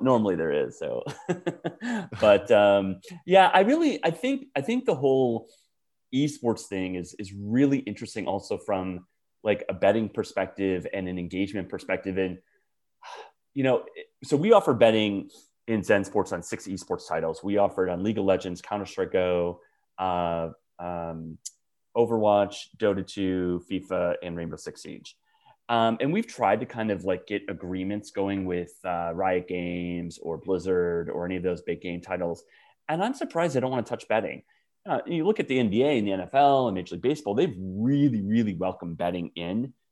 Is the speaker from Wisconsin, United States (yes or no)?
yes; Wisconsin, United States; moved away; I grew up in Wisconsin as a diehard pro sports fan